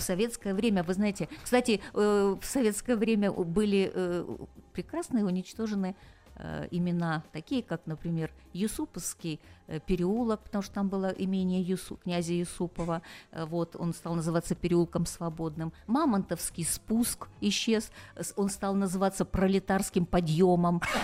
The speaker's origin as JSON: {"language": "Russian", "town": "Sochi", "region": "Krasnodar Krai", "country": "Russia", "tie": "born or raised there", "said": "я родилась в Сочи, и поэтому я его так люблю"}